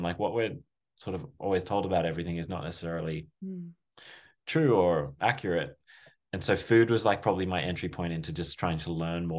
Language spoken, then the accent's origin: English; Australia; as you can probably tell and hear, I'm Australian, but we met in New York, through a mutual friend.